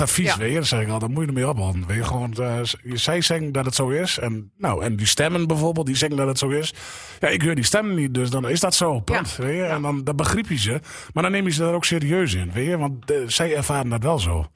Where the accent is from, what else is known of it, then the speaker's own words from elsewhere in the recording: Bargeres, Drenthe, Netherlands; accent: Drents; also born or lived in Smallingerland, Friesland / Donkerbroek / Oosterwolde; toen op mijn derde naar Bargeres.